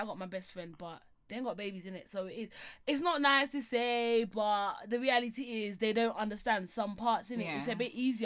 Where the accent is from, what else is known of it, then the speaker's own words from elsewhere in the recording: London, United Kingdom; We're all from London. We're all from East